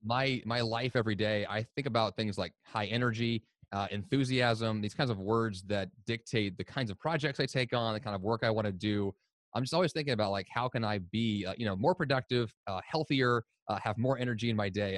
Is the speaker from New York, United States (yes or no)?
no; Columbia, Missouri, United States; moved away as an adult; also born or lived in Boston; I grew up in Columbia, Missouri, in the United States